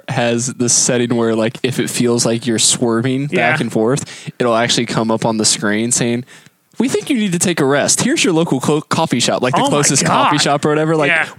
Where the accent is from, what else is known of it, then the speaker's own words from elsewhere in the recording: Florida, United States; I'm from Florida